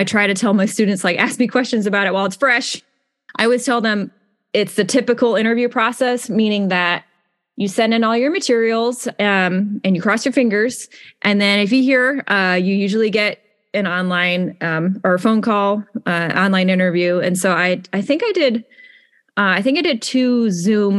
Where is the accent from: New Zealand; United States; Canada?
United States; Connecticut; moved away as an adult; also born or lived in Manhattan, New York; now in South Carolina, United States; I'm from Connecticut.